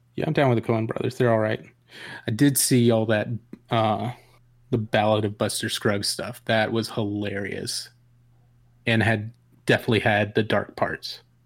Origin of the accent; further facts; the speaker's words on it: Atlanta, Georgia, United States; also born or lived in Savannah / Macon; I'm in Macon. I grew up in Atlanta.